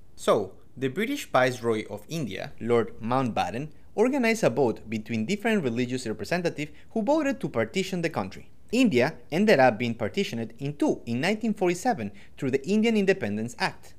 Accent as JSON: {"language": "English", "town": "Quito", "region": "Pichincha", "country": "Ecuador", "said": "I'm from Quito, Ecuador"}